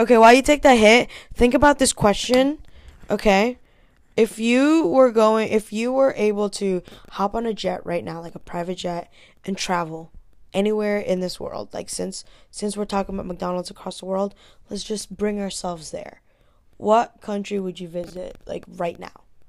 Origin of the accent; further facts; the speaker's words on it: Hong Kong; moved away; I grew up in Hong Kong